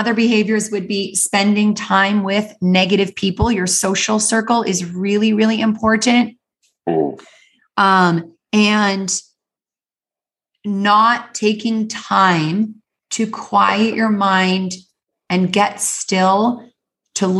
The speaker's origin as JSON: {"language": "English", "country": "Canada", "tie": "born or raised there", "said": "I grew up in the Canadian Rocky Mountains"}